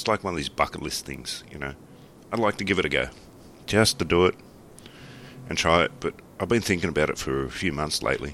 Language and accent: English; Australia; a lot of my jokes are Australian based